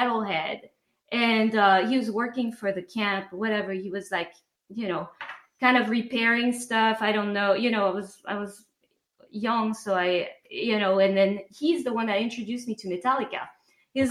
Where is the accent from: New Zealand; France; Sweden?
France; accent: French; English is a second language; moved away; my French accent